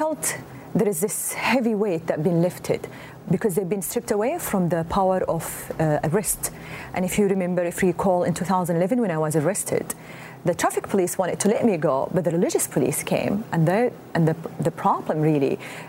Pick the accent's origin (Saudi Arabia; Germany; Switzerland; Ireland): Saudi Arabia; Mecca, Makkah Province; moved away as an adult; also born or lived in Dammam; my hometown, Mecca